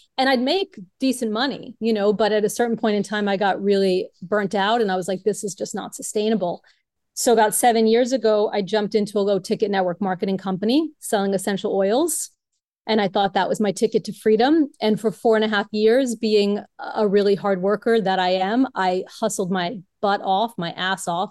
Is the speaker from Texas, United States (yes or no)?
no; New York City, New York, United States; I am originally from Brooklyn, New York